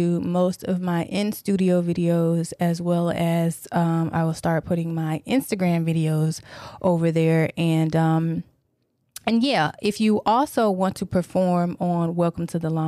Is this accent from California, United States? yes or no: no; Tennessee, United States; also born or lived in Detroit, Michigan; I'm originally from Detroit, but I was raised in Tennessee